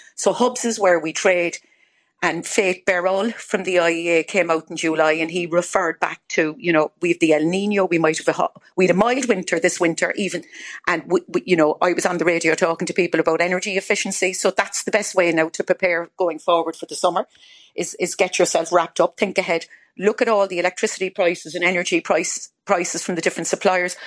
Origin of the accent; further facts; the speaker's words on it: Ireland; now in United Kingdom; I'm Irish